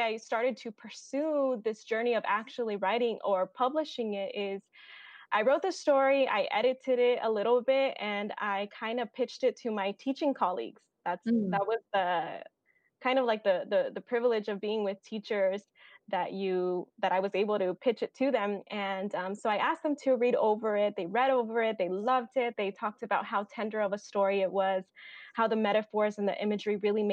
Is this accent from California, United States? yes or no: yes; Bakersfield, California, United States; now in Fresno, United States; I am a California native through and through. I grew up in Bakersfield, California, and I have been living in Fresno for the last 5 years.